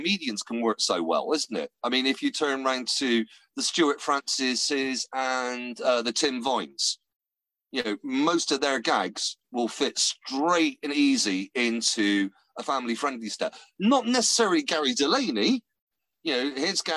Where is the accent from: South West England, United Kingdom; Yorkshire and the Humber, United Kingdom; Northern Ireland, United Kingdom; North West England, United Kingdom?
South West England, United Kingdom; West Country; accent: West Country; a West Country bumpkin like me